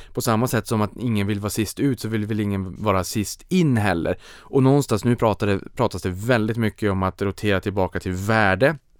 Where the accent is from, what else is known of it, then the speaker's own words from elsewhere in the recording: Sweden; för mig som svensk